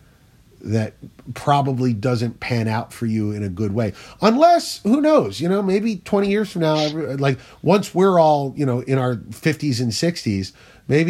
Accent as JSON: {"language": "English", "region": "New Jersey", "country": "United States", "said": "I'm from South Jersey, but we're not that South"}